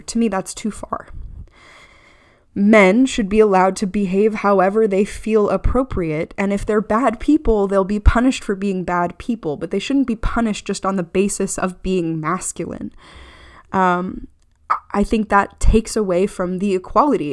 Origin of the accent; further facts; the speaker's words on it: United States; as an American